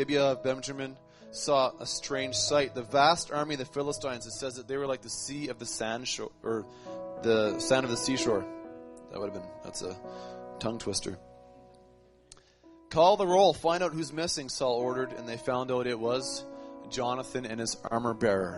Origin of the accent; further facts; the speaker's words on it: Canada; I'm a Canadian. Northern Canadian.